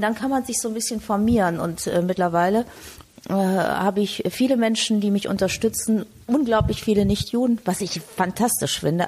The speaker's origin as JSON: {"language": "German", "town": "Frankfurt", "region": "Hesse", "country": "Germany", "tie": "born or raised there", "moved": "yes", "lives_now": "Cologne, Germany", "said": "Ich bin Frankfurterin, gebürtige"}